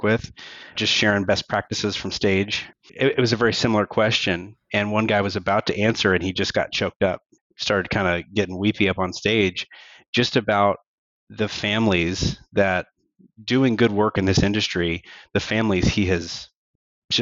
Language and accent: English; Kansas City, United States; now in Topeka, United States; Work drew me to Topeka, but I was born and raised over in Kansas City, which is about an hour away. So I've always been here in between Kansas and Missouri area, Midwest.